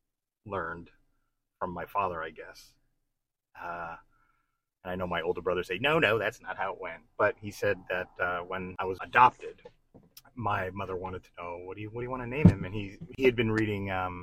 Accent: New Jersey, United States; And I'm from New Jersey.

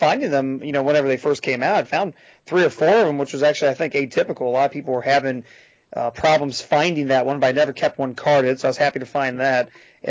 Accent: Cincinnati, Ohio, United States; I'm born and raised in Cincinnati, live here, you know, to this day.

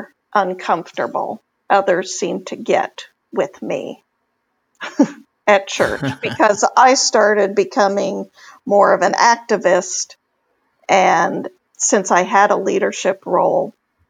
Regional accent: Texas, United States; moved away as an adult; now in New England, United States; I grew up in Texas

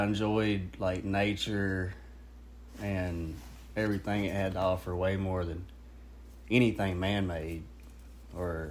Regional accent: Star City, Arkansas, United States; also born or lived in Moro Bay, Arkansas / Fayetteville, Arkansas; First 8 years at Morro Bay, Arkansas, on the Washita River. Oh, about 20 minutes north of El Dorado. And then from 9 to 18, Star City, Arkansas

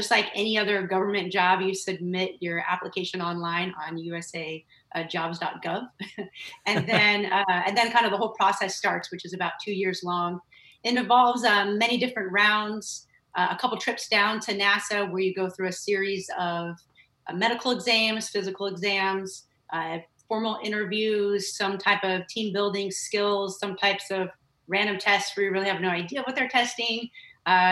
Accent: Northern California, United States; moved away as an adult; I grew up in Northern California with my family

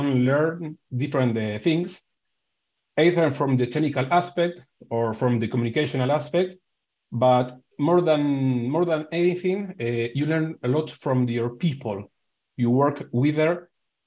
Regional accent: Argentina; I'm from Argentina

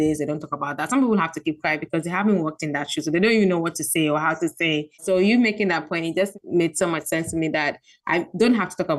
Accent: Gambia; also born or lived in Ghana; I'm from Ghana, but I grew up in Gambia

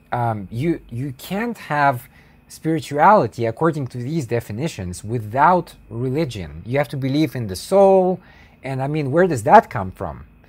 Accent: United States; I'm an American white pe-, person

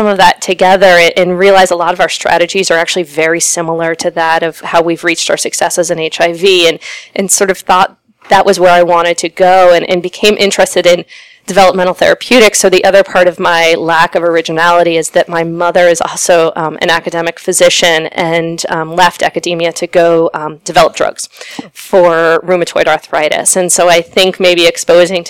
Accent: Princeton, New Jersey, United States; moved away as an adult; also born or lived in Stanford, California / Philadelphia, Pennsylvania / San Francisco, California; now in Cleveland, United States; I grew up in Princeton, New Jersey

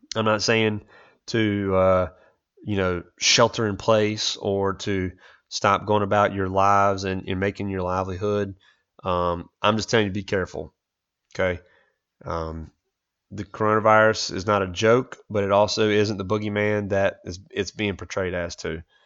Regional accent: United States; as much as I love being an American

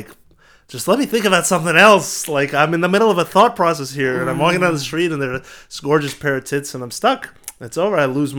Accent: Israel; born there; Yeah, I was born in Israel. And my parents were born in Israel, but like their genetics are all Eastern European.

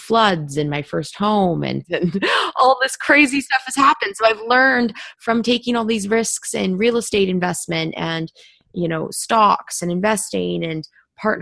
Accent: Vancouver, British Columbia, Canada; moved away as an adult; also born or lived in Toronto / London; I grew up in Vancouver in Canada, and I went to school at Ryerson in Toronto

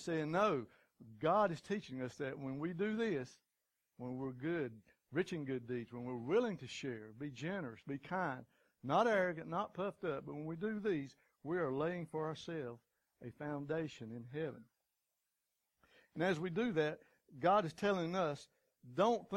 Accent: United States; as good American folks, that's kind of what we're taught as childhood.

